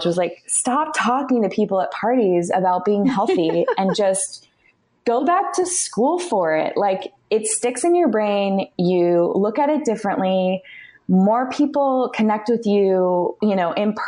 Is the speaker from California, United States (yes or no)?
yes; California, United States; I was born and raised in California